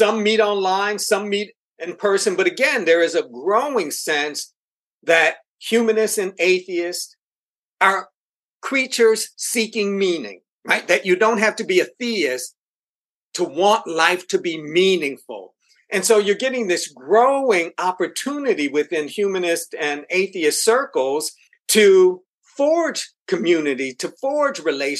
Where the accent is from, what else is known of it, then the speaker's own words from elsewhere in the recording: Buffalo, New York, United States; born there; also born or lived in Boston / Minneapolis; now in Houston, United States; Well, I was born in Buffalo, New York. Moved from Buffalo to New York City, from New York City to Boston, Boston to Minneapolis, Minneapolis to Houston.